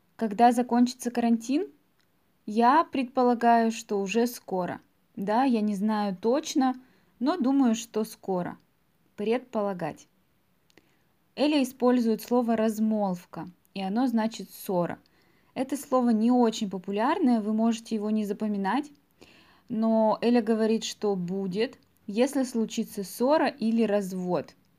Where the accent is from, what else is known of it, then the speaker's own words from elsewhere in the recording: Russia; мы граждане Российской Федерации